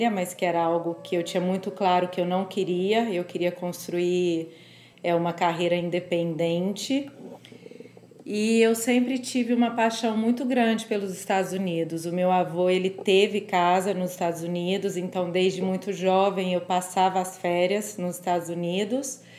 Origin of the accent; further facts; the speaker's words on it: Franca, São Paulo, Brazil; eu sou do interior de São Paulo. Eu me mudei para São Paulo para fazer faculdade.